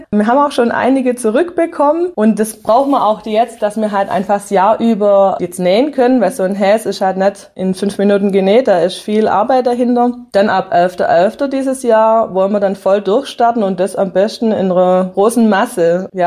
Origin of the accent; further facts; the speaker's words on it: Hüttlingen, Baden-Württemberg, Germany; now in Nattheim, Germany; Ich bin aus Hüttlingen, bin Herzog nach Nattheim und mir hat es dann einfach gefehlt.